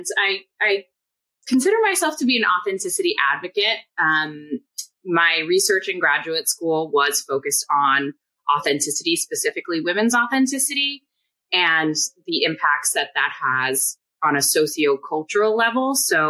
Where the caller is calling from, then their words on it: Queens, New York, United States; So I'm coming from Queens, New York, about 15 minutes outside of Manhattan.